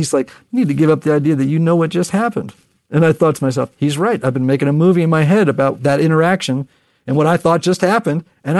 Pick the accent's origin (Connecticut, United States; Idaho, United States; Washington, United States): Connecticut, United States